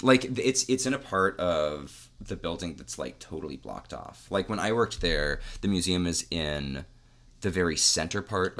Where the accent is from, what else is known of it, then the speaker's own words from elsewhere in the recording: Cincinnati, Ohio, United States; also born or lived in Athens, Ohio; I grew up in Cincinnati.